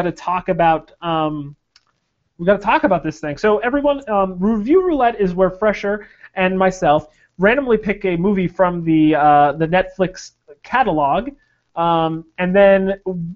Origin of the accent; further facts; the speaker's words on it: Pacific Northwest, United States; we are from the Pacific Northwest